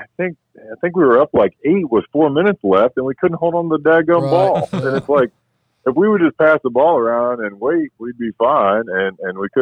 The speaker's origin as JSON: {"language": "English", "region": "Washington", "country": "United States", "tie": "born or raised there", "said": "growing up in Washington"}